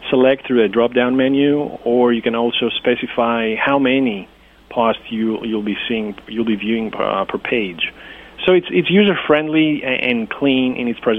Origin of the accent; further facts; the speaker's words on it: Greece; English is a second language; as I as I said, I'm from Greece. I, I needed to maintain uh, the touch with, you know, my language, my culture.